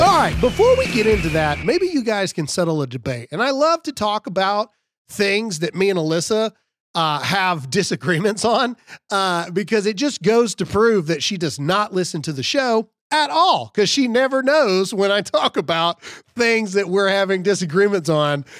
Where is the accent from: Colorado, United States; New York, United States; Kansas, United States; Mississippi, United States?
Mississippi, United States; I'm from Mississippi